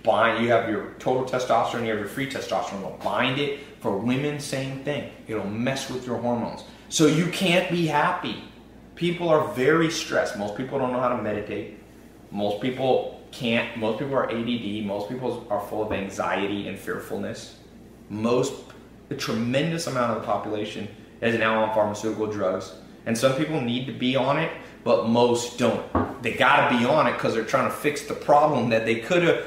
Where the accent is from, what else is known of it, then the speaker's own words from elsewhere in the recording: Long Beach, California, United States; I was born in Long Beach, Compton area